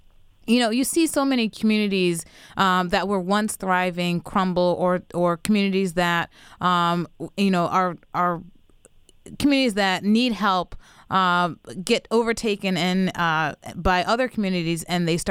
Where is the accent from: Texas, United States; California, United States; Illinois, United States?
Illinois, United States; now in Washington, D.C., United States; I am from Illinois